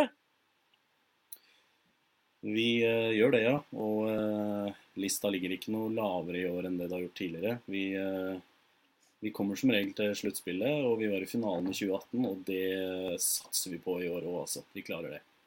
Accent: Sandefjord, Vestfold, Norway; Jeg kommer fra Sandefjord

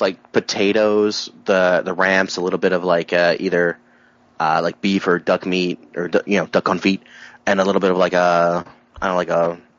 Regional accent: Appalachia, United States; It's probably growing up in Appalachian, honestly.

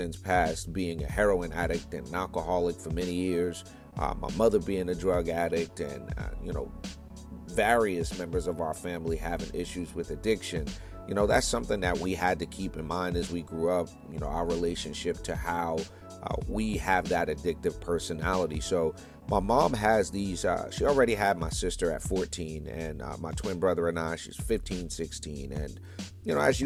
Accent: New York City, New York, United States; moved away; I'm from New York originally. Born in Brooklyn, New York in the 1970s

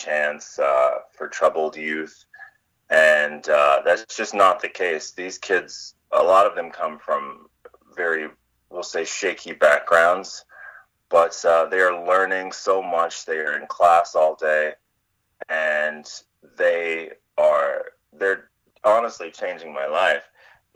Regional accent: Kentucky, United States; I was essentially selling my services in my hometown

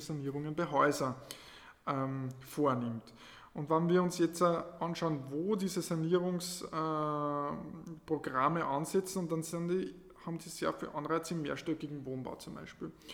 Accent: Lower Austria, Austria; moved away as an adult; also born or lived in Carinthia; now in Klagenfurt, Austria; Also ich bin ein Niederösterreicher in Kärnten und ähm, bin vor ungefähr neun Jahren nach Kärnten gekommen für Studium

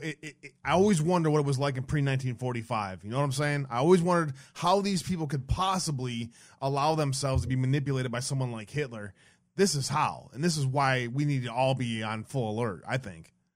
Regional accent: Detroit, Michigan, United States; I grew up in Detroit.

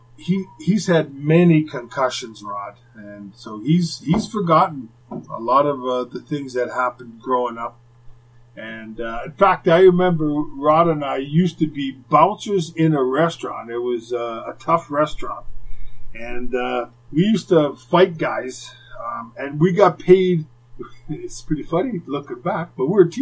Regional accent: Winnipeg, Manitoba, Canada; what it was like growing up in Winnipeg

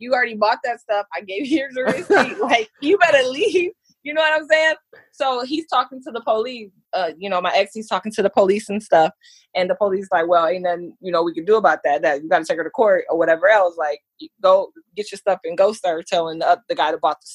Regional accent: Michigan, United States; moved away; also born or lived in Texas; I'm from Michigan.

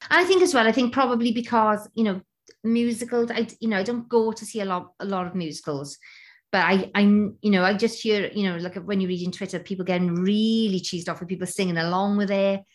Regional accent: Wales, United Kingdom; as a Welsh person at the Creighton Theatre

